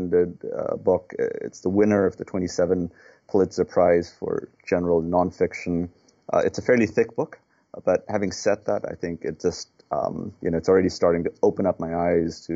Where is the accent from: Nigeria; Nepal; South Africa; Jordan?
Nepal; now in United States; I'm a U.S. citizen, but I was born in Nepal.